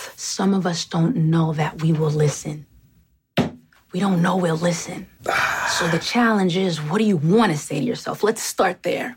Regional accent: New York, United States; moved away; also born or lived in Atlanta, Georgia; as a New Yorker

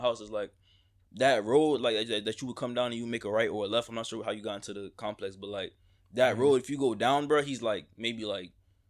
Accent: Coral Springs, Florida, United States; also born or lived in New Jersey; I'm from New Jersey. So, let's start with that. I moved down from New Jersey. I moved to Coral Springs when I was probably three at that point in time.

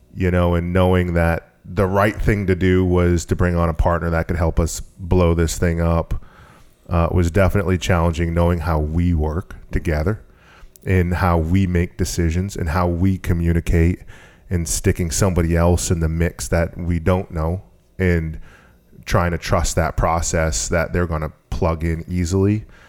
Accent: Maine, United States; also born or lived in Massachusetts; I've been here since I was eight years old

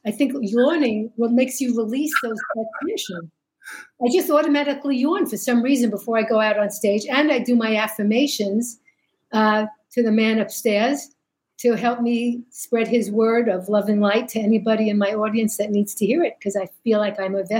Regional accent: New York City, New York, United States; accent: Brooklyn; moved away as an adult; now in Los Angeles, United States; When I was born, we were living in the Vanderveer Estates on Flatbush between Nostrand and Newkirk.

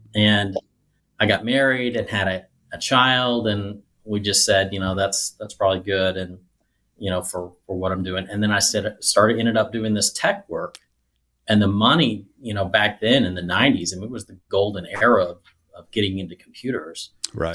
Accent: Nevada, Missouri, United States; also born or lived in southern Illinois; most of my third grade through high school was in a tiny little town called Nevada, Missouri

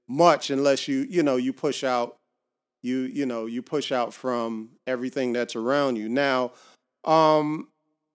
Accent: Miami, Florida, United States; I grew up in Little Haiti

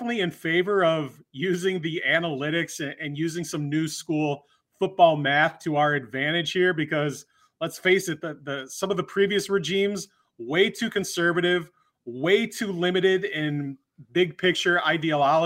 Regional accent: Glen Ellyn, Illinois, United States; I'm from Glen Ellyn. He's a Glenbard West guy. I'm a Glenbard South guy.

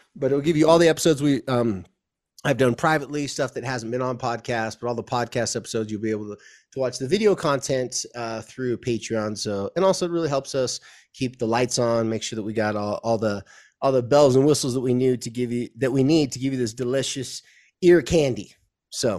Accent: Southern California, United States; moved away as an adult; now in Utah, United States; where I came from, uh, Southern California

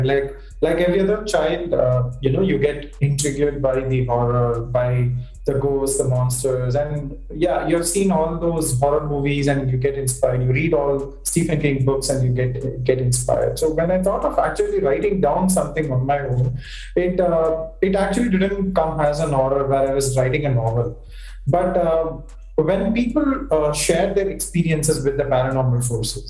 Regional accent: Chennai, Tamil Nadu, India; I was born and brought up in Chennai

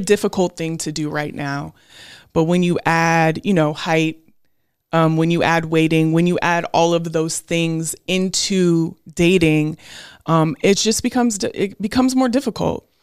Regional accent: Portland, Oregon, United States; also born or lived in Beaverton, Oregon; I went from growing up in Portland, Oregon, where I was in a community of all black people in Northeast Portland to when my parents got divorced, going to Beaverton, Oregon

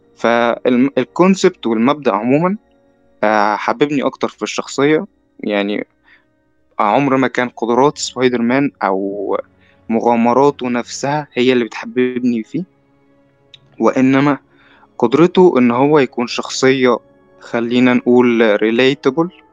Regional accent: Egypt

